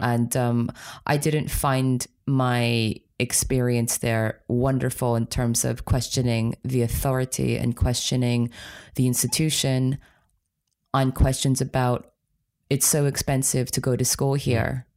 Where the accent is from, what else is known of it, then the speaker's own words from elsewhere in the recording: New York City area, United States; moved away as an adult; also born or lived in Poland / Germany; growing up in America, especially in the New York City area